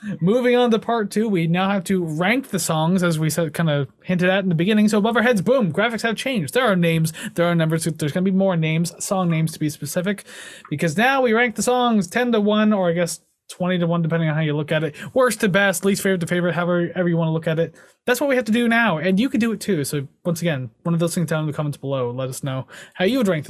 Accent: Canada; we're Canadian

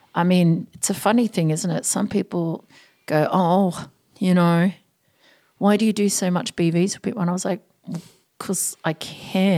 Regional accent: Auckland, New Zealand; also born or lived in Sydney, Australia; now in Australia; I grew up in South Auckland

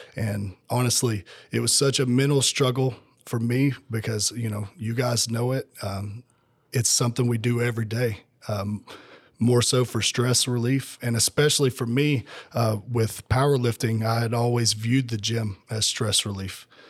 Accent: Tennessee, United States; moved away as an adult; now in Georgia, United States; I'm originally from Tennessee. Um, I came down to Georgia in two thousand fifteen

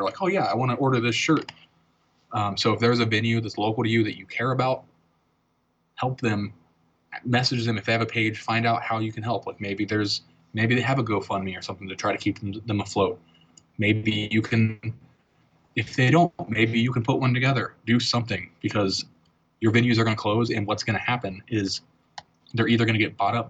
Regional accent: Virginia Beach, Virginia, United States; moved away; I grew up in Virginia Beach on the East Coast when I was a kid

